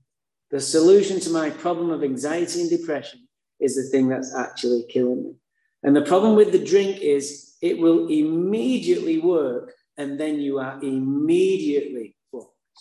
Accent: Manchester, North West England, United Kingdom; now in Santa Barbara, United States; I was born in Manchester, England. That's why I have a funny accent.

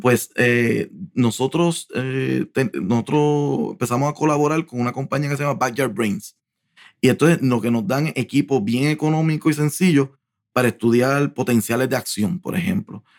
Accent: Puerto Rico; moved away as an adult; also born or lived in New York

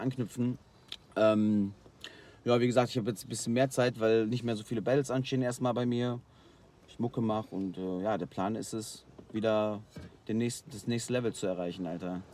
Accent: Rheine, North Rhine-Westphalia, Germany; ich komme bei uns aus Rheine

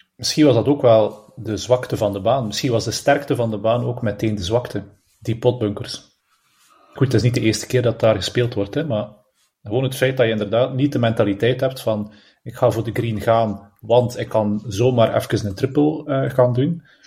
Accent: Belgium; als Belg zijnde

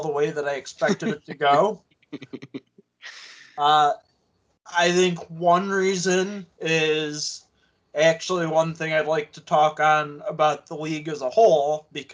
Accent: Ottawa, Ontario, Canada; I was born in Ottawa

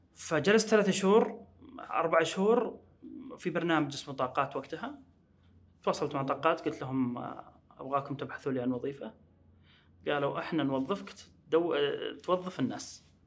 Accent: Riyadh, Riyadh Province, Saudi Arabia; وأنا من أهل الرياض

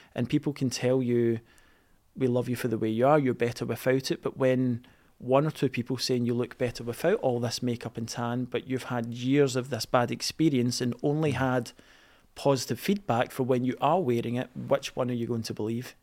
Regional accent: East Kilbride, Scotland, United Kingdom; I was a boy growing up in East Kilbride

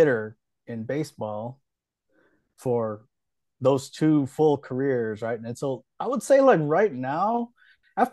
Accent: Hawaii, United States; also born or lived in central Kentucky; now in Kentucky, United States; I grew up in Hawaii.

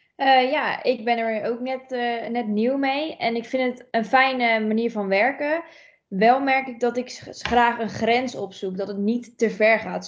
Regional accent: Almkerk, North Brabant, Netherlands; ik kom uit Almkerk, dus een klein dorpje dichtbij dicht bij Gorkum

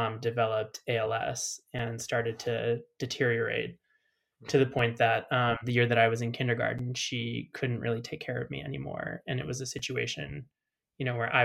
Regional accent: Chicago, Illinois, United States; moved away as an adult; now in Berlin, Germany; I'm American, if you couldn't tell, I'm from Chicago.

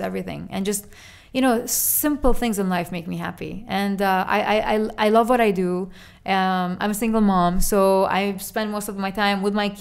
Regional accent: United Arab Emirates; our country

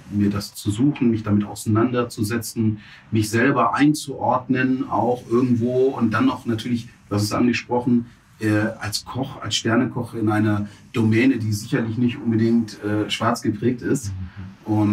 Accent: Stuttgart, Baden-Württemberg, Germany; ich bin in Stuttgart zur Schule gegangen

